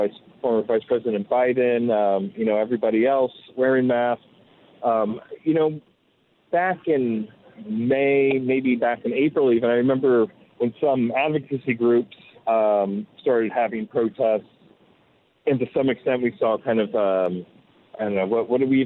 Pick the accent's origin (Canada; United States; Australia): United States; New York; I'm a New Yorker.